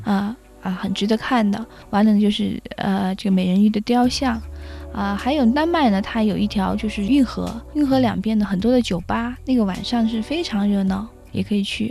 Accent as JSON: {"language": "Chinese", "country": "China", "said": "我们中国人"}